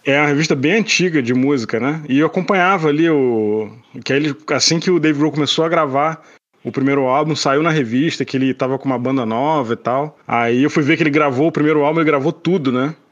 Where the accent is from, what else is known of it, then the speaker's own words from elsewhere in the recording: Petrópolis, Rio de Janeiro, Brazil; moved away as an adult; now in Canada; eu sou de Petrópolis e morava no Rio, né? Me mudei pro Rio em 2008